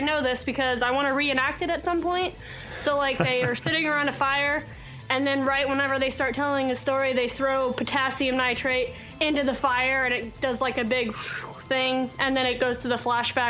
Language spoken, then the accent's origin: English; Kansas City, United States; I live in Kansas City and I grew up in Kansas City